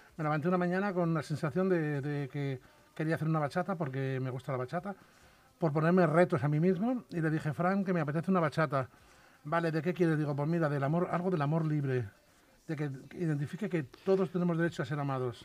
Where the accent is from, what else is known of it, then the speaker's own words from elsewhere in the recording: Salamanca, Castile and León, Spain; yo soy de Salamanca y en los pueblos de allí de Salamanca es muy típico cada familia tener un apodo